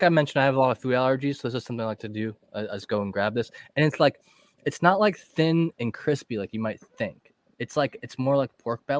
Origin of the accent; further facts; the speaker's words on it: Northeast Ohio, United States; I'm from Northeast Ohio.